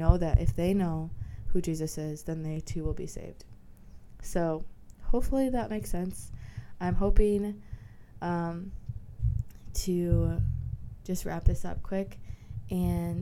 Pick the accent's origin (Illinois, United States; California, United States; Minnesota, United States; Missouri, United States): Minnesota, United States; I'm from Minnesota